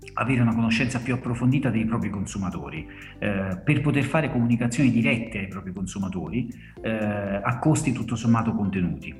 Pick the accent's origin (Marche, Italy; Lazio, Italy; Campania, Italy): Campania, Italy; Salerno; sono eh, campano di Salerno, quindi lavoro per un'azienda della mia, della mia terra